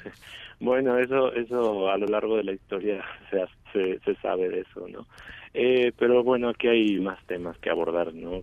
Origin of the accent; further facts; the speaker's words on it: Chiapas, Mexico; moved away as an adult; now in Mexico City, Mexico; Yo soy originario de Chiapas